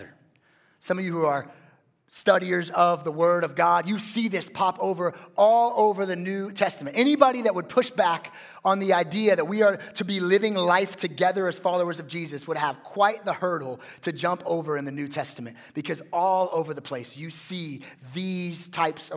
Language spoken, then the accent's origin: English; West Coast, United States; I'm a West Coast guy.